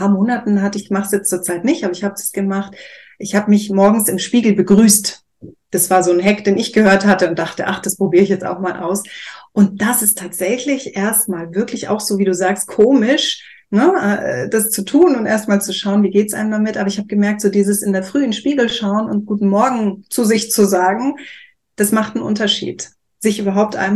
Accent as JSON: {"language": "German", "country": "Chile", "tie": "born or raised there", "said": "weil ich bin in Südamerika aufgewachsen, in Chile. Und da gab es einen Ort unten in Valparaiso am, am äh, Meer, wo ich sehr gerne war"}